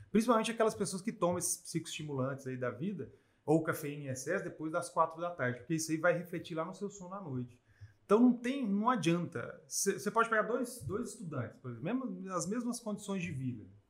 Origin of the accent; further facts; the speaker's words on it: Brazil; como nós brasileiros, a gente come sempre arroz, feijão e carne